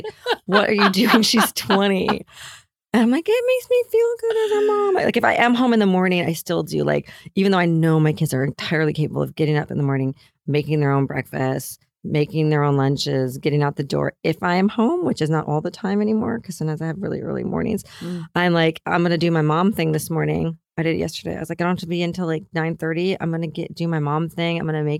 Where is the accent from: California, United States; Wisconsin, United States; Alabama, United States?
California, United States; Hollywood; You know, and growing up in Hollywood, I was like, oh gosh, if I can have three girls in Los Angeles and no one has an eating disorder, I will feel like a successful person.